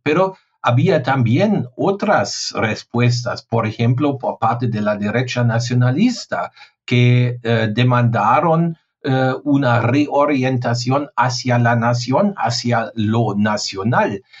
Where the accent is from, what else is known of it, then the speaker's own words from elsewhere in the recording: Germany; Spanish is a second language; mi país